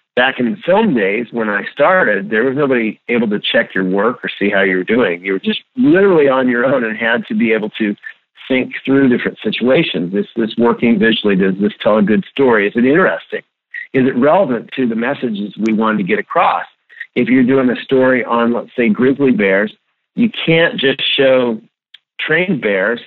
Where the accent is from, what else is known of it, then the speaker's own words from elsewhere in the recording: Nebraska, United States; also born or lived in Wichita, Kansas; I grew up in Nebraska on purpose, believe it or not. All my family's out here. And I live in Lincoln